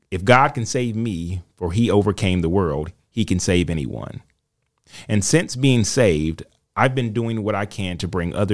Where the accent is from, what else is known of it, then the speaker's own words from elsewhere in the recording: Michigan, United States; I grew up in Michigan with my older brother and my younger sister and our parents. We were raised Catholic